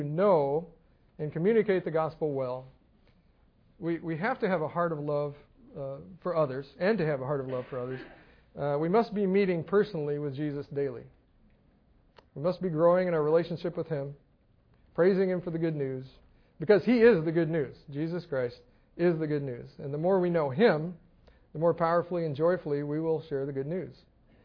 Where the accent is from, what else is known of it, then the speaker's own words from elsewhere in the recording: Scotland, United Kingdom; moved away; being Scottish